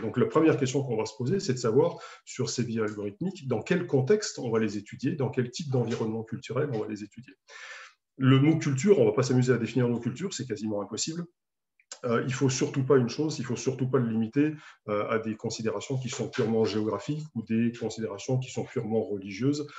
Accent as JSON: {"language": "French", "country": "France", "said": "en tant qu'Européen, en tant que Français"}